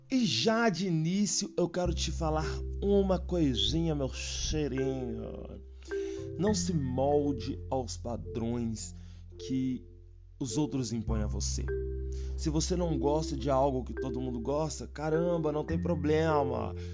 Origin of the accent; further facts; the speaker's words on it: Minas Gerais, Brazil; Mas olha só, eu sou mineiro. Pensa no torresmo, que é uma coisa assim maravilhosa aqui de Minas.